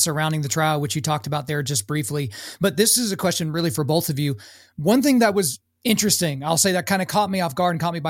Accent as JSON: {"language": "English", "town": "Lawton", "region": "Oklahoma", "country": "United States", "tie": "born or raised there", "said": "I grew up in Lawton, Fort Sill."}